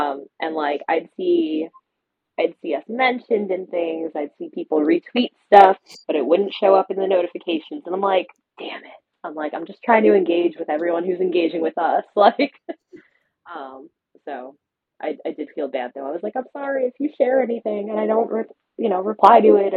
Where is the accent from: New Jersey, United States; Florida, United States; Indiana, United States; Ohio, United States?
New Jersey, United States; it's definitely the New Jersey in me